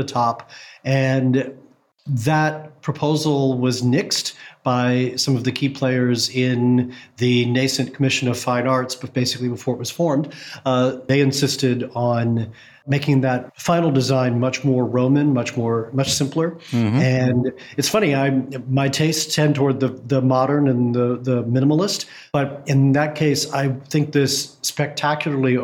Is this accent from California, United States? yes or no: no; Kentucky, United States; moved away; my home state of Kentucky